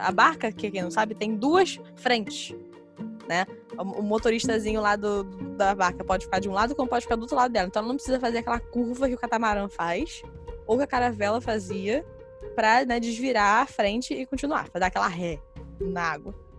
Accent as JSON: {"language": "Portuguese", "town": "Niterói", "region": "Rio de Janeiro", "country": "Brazil", "said": "Nós, como falamos, somos de Niterói"}